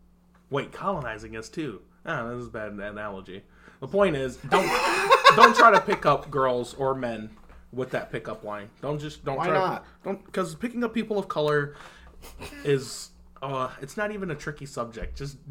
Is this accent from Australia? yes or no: no; the South, United States; hey, I'm from the South.